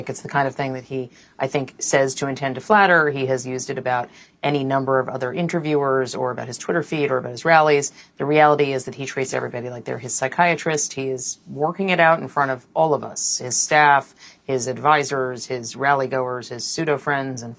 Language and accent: English; New York, United States; because I I come from New York and, and I've covered New York politics